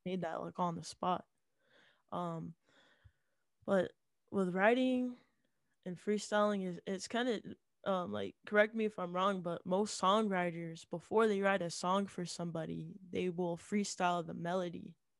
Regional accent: Utah, United States; I'm from Utah, um, and Latter-day Saints is kind of like the main religion here

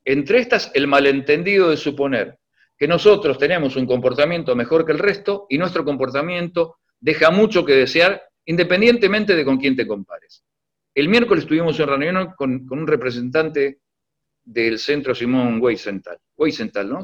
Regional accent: La Plata, Buenos Aires Province, Argentina; Yo soy de La Plata

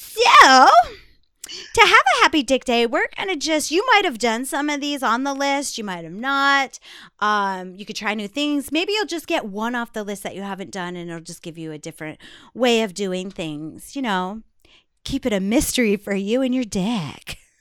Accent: New York, United States; I am from New York

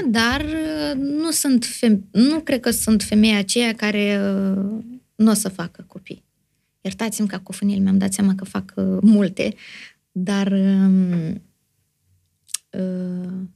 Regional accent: Moldova; sunt moldoveancă

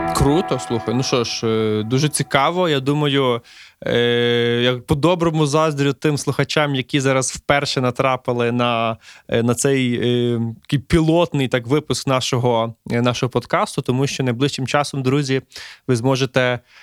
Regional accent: Lviv, Lviv Oblast, Ukraine; мій рідний Львів

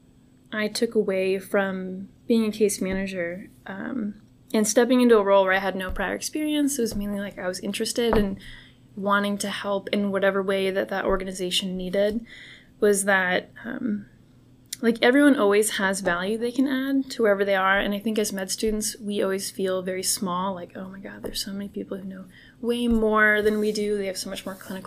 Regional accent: Bay Area, California, United States; moved away as an adult; now in Houston, United States; when I grew up in California

